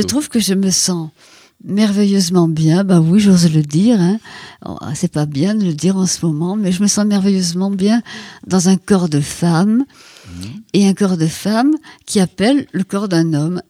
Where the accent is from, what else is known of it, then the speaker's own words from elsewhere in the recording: Ploudalmézeau, Brittany, France; moved away; dans mon village natal, qui est donc à Port-Salle, Foudalmiso